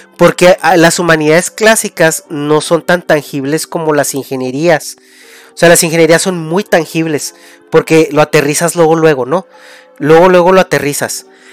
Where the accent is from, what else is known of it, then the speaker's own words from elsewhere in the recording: Mexico; moved away; parte de tu, de tu, de tu raíz, ¿no? De, de México